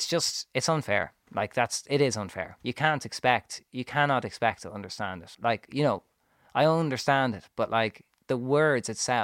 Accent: Ireland; Also we arrived as domestic British artists, but we're from Ireland.

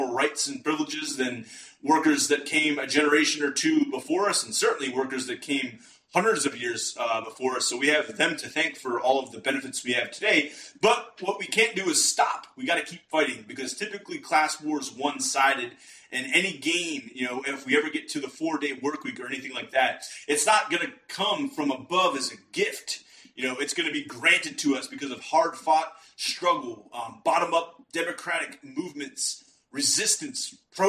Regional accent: Western Pennsylvania, United States; I'm from Western Pennsylvania

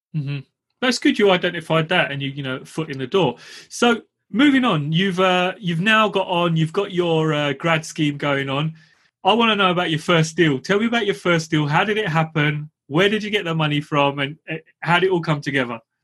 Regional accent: London, United Kingdom; I grew up in East London

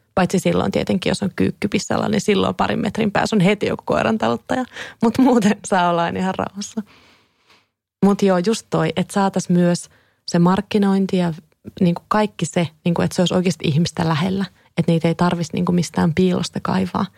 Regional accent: Kouvola, Kymenlaakso, Finland; now in Helsinki, Finland; mä muistan jo lapsena, kun mä tulin Kouvolasta Helsingin rautatieasemalle junalla useita kertoja

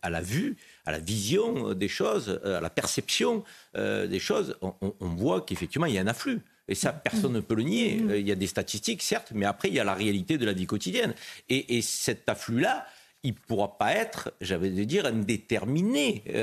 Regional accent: Marseille, Provence-Alpes-Côte d'Azur, France; quand, euh, on est Marseillais euh, et qu'on arrive, comme je le fais chaque semaine, à la gare Saint-Charles

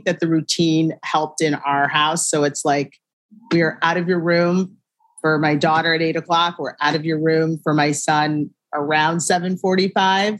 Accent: Shaker Heights, Ohio, United States; moved away as an adult; also born or lived in Syracuse, New York; I am from a town called Shaker Heights, Ohio. It's right outside of Cleveland, born and raised.

